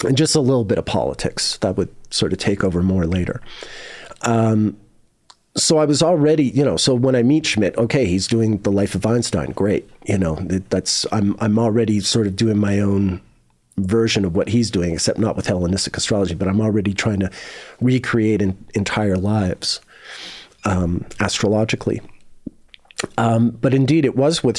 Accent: Canada; moved away as an adult; also born or lived in Montreal / Cumberland / England; I'm a Canadian living in Europe

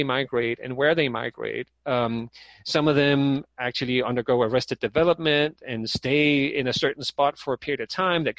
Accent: Denmark; moved away; I'm from Denmark myself

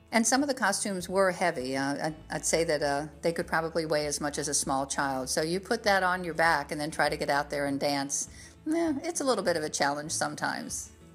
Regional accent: South Florida, United States; moved away; growing up in South Florida at that time, we didn't really have access to things the way we do now

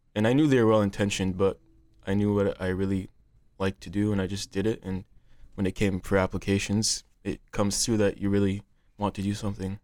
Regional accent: Cedar Rapids, Iowa, United States; I'm from Cedar Rapids, Iowa.

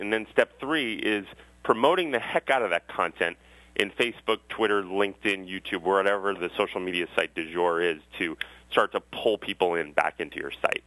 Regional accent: Westwood, Massachusetts, United States; I grew up in Westwood, Massachusetts

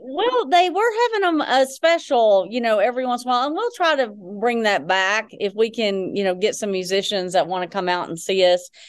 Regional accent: Texarkana, Arkansas, United States; moved away as an adult; also born or lived in Little Rock, Arkansas / Hot Springs, Arkansas; So, native Arkansan. So, I grew up in Texarkana, so southwest Arkansas.

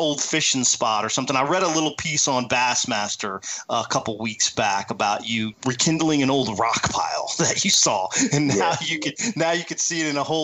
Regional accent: Virginia, United States; moved away as an adult; now in Lake Amistad, United States; when I moved down to Lake Amistad from Virginia, it was probably 7-8 years, maybe closer to 10, before I got back home and fished a tournament on the Potomac River, which is where I grew up fishing.

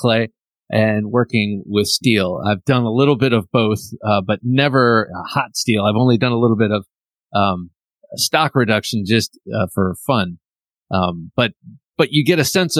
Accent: Ohio, United States; also born or lived in Washington, D.C. area; now in outside Washington, D.C., United States; I grew up in Ohio

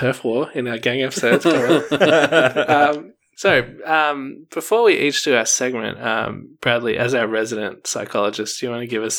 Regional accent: Geelong, Victoria, Australia; also born or lived in Glen Iris, Melbourne; now in Melbourne, Australia; I was born and raised on the mean streets of Geelong

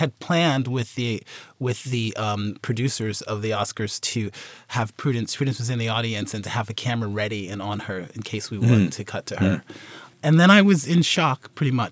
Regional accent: Philadelphia, Pennsylvania, United States; also born or lived in South Carolina; I grew up in Philadelphia

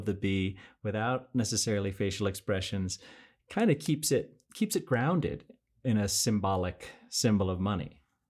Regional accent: New York, United States; now in Mexico; I'm a New Yorker

